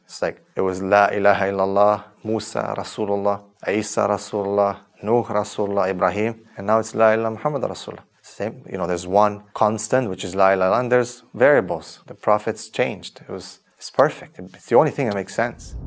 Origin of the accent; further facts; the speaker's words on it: Transylvania, Romania; moved away; also born or lived in Canada; I was born in 1983 in Romania in a famous area called Transylvania.